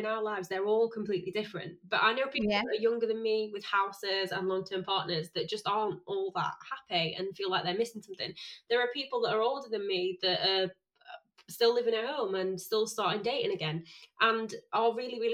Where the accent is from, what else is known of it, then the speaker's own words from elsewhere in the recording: Sheffield, Yorkshire and the Humber, United Kingdom; I'm from Sheffield, and my school is probably one of, not the roughest